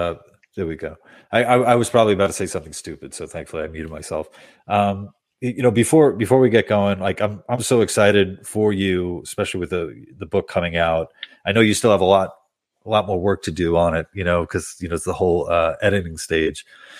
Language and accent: English; Queens, New York, United States; Queens. Yeah. Queens